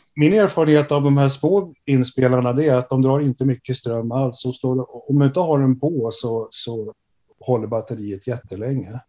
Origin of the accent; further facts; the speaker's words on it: Stockholm, Stockholm County, Sweden; moved away as an adult; now in Umeå, Sweden; jag är ursprungligen från Stockholm